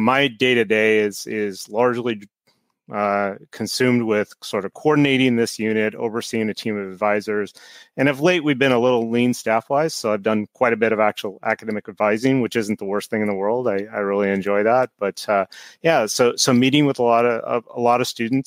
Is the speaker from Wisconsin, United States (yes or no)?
no; Nebraska, United States; moved away; I grew up in Nebraska and went to a small state school there